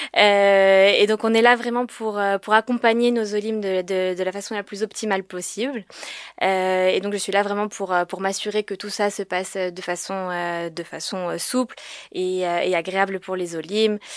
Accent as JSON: {"language": "French", "town": "Paris", "region": "Île-de-France", "country": "France", "moved": "yes", "lives_now": "Israel", "said": "je viens de France, je viens de Paris"}